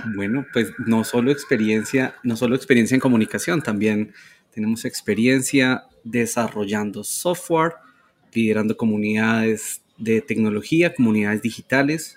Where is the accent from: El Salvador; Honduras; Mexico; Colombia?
Colombia; somos orgullosamente colombianos.